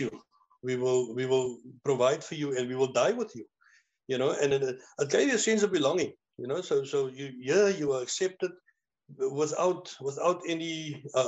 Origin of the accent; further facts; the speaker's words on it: Cape Town, Western Cape, South Africa; moved away as an adult; now in George, South Africa; I'm originally from Cape Town, born and bred in Manenberg